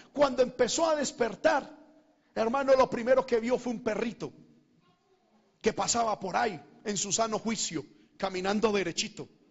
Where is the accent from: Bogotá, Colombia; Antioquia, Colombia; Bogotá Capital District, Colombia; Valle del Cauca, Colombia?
Antioquia, Colombia; Medellín; moved away; mi tierra, a Medellín